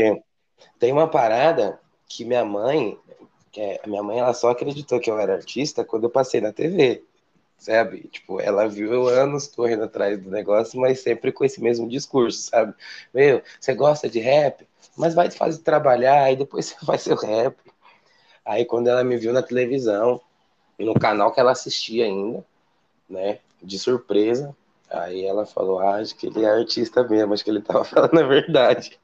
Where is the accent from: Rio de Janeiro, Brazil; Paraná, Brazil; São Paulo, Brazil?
São Paulo, Brazil; Eu sou original da Zona Sul de São Paulo, aqui da periferia da Zona Sul, um lugarzinho chamado ali Jardim Beatriz, Jordanópolis